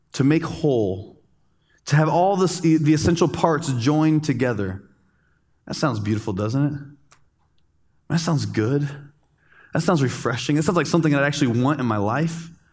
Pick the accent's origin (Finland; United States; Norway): United States; also born or lived in Dominican Republic; as an American, as a good American